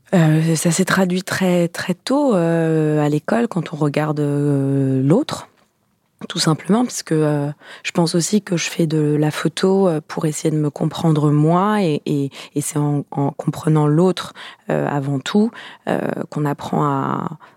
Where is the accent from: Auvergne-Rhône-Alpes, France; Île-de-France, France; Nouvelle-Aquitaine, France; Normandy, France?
Île-de-France, France; Paris; Alors j'ai grandi à Paris. Euh, j'ai grandi dans le 19e arrondissement.